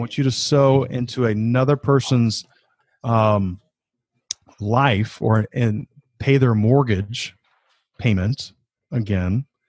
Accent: Georgia, United States; moved away as an adult; also born or lived in South Carolina; I grew up in Georgia.

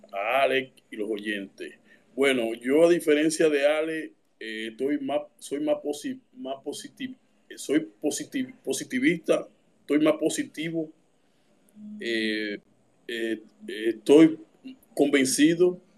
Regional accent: Dominican Republic; Como dominicano

